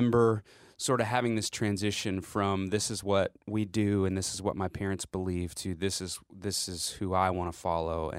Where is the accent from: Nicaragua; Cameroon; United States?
United States; Lubbock, Texas; I grew up in Lubbock, Texas, which is the northwest part of Texas